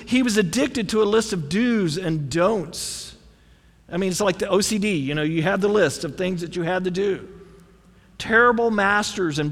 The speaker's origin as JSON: {"language": "English", "country": "United States", "said": "We as Americans"}